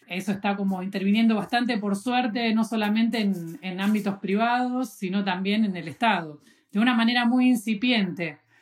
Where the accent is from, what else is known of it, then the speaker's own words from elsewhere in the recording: Buenos Aires, Argentina; soy de Buenos Aires